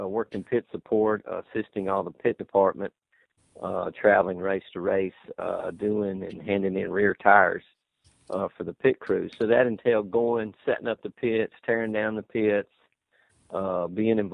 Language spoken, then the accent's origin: English; Charlotte, North Carolina, United States; me and my brother, we grew up in Charlotte around racing and around NASCAR